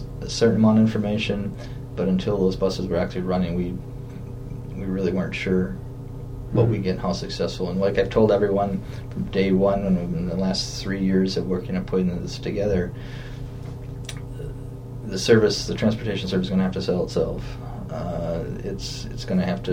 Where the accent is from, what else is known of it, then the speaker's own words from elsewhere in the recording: Coon Valley, Wisconsin, United States; I grew up in Coon Valley, right in Vernon County